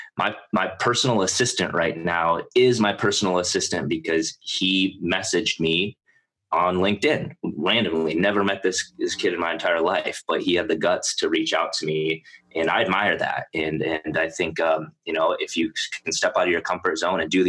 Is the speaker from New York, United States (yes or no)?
no; South Dakota, United States; moved away; I grew up in South Dakota